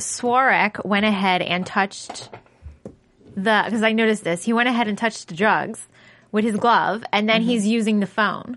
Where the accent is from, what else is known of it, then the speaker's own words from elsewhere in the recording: Canada; I'm Canadian, so. But I do pick it up because I'm not from Toronto, so I don't say sorry or out or...